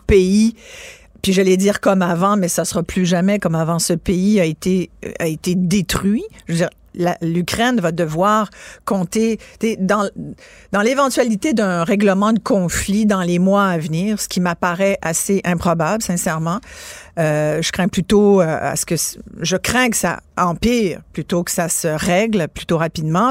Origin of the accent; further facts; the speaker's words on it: France; je suis née en France